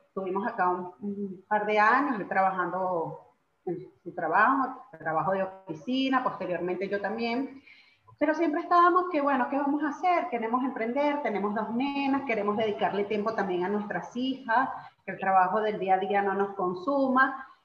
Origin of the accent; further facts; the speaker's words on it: Caracas, Capital District, Venezuela; moved away as an adult; also born or lived in Guatire, Venezuela; now in Argentina; somos nacimos y todo en Caracas, pero bueno, posteriormente, pues que nos casamos, nos tocó vivir en Guatire un tiempo hasta que posteriormente nos vinimos para acá, para Argentina